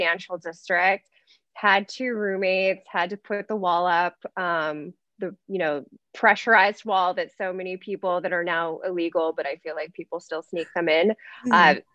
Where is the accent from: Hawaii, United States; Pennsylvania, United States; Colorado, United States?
Colorado, United States; also born or lived in Florida; now in New York, United States; I'm from Colorado. And I moved to New York in 2007